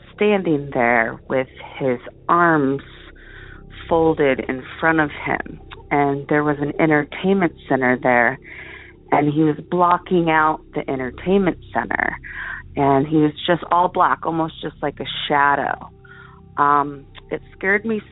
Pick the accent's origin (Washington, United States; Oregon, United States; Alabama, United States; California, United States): Oregon, United States; Portland; moved away as an adult; now in Girdwood, United States; Originally I'm from Portland, Oregon